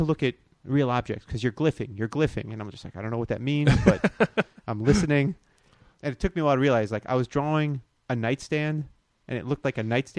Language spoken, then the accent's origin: English; Florida, United States; I grew up in Florida.